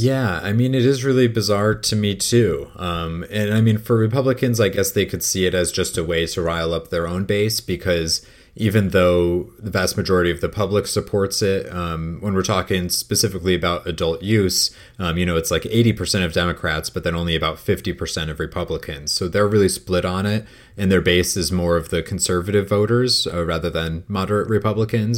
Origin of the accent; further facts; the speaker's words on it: Connecticut, United States; my home state of Connecticut